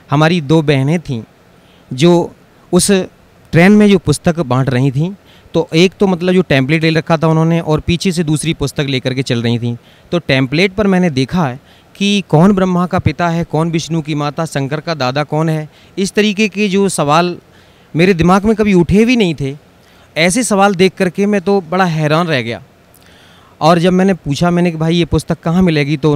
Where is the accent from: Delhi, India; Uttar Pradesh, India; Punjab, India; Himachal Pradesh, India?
Uttar Pradesh, India; Jhindua; मैं ग्राम झिंदुआ तहसील बर्थना जिला इटावा उत्तर प्रदेश का रहने वाला हूँ